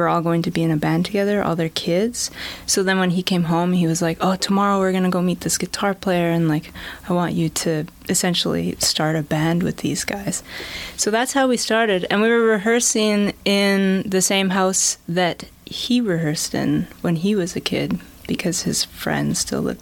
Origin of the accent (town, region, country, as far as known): Vancouver, British Columbia, Canada; born or raised there; moved away as an adult; also born or lived in Kamloops, Canada / Edmonton, Canada